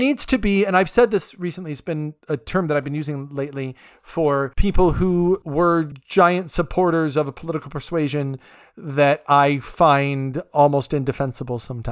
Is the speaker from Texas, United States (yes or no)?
no; California, United States; I'm from California